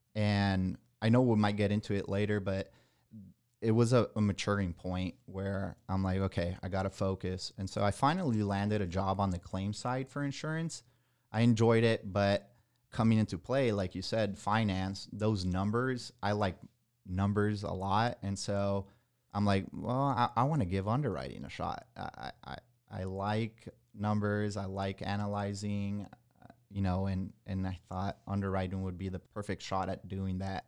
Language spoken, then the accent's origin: English; Nicaragua; moved away as an adult; also born or lived in Miami, Florida / San Antonio, Texas; now in Texas, United States; I was born in Miami, Florida, but at a young age, I moved down to Nicaragua, which is in Central America.